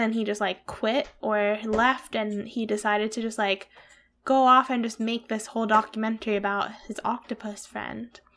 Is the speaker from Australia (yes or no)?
no; Pennsylvania, United States; moved away; Hillside Farms, which is a farm near where I grew up in Pennsylvania